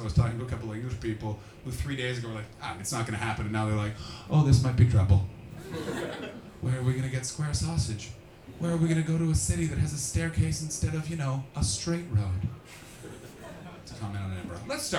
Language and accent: English; Canada; I'm a little nervous purely from a selfish motivation because as a Canadian, a lot of my money's been turned into pounds.